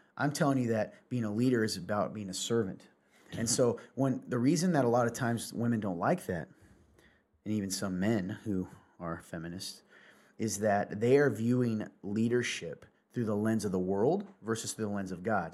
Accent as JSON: {"language": "English", "region": "the South", "country": "United States", "said": "I'm a Southerner"}